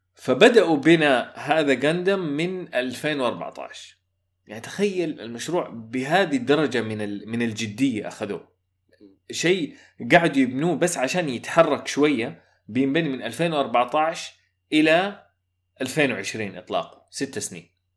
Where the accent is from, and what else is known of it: Saudi Arabia